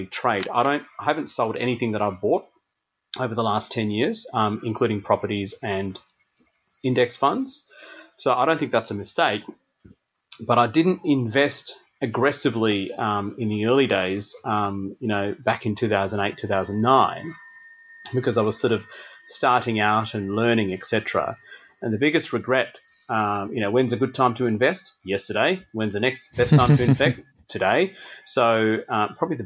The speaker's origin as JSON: {"language": "English", "town": "Adelaide", "region": "South Australia", "country": "Australia", "tie": "born or raised there", "also_born_or_lived": "Tasmania", "moved": "as an adult", "said": "I grew up in Adelaide"}